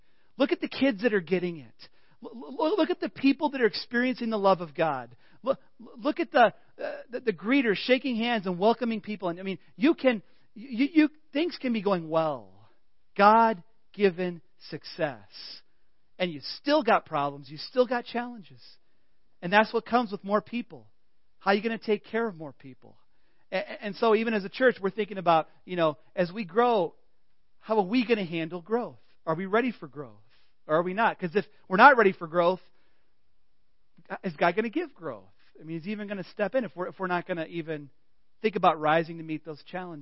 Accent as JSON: {"language": "English", "region": "Illinois", "country": "United States", "moved": "yes", "said": "I'm just from Illinois"}